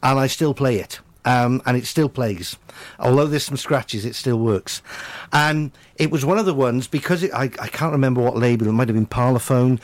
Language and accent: English; Cwmbran, Wales, United Kingdom; growing up in Cwmbran